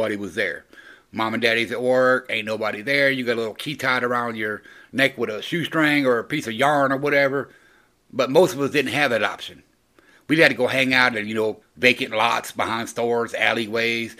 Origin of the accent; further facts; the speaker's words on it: the South, United States; I grew up in the South, so I was a Gen Xer from the South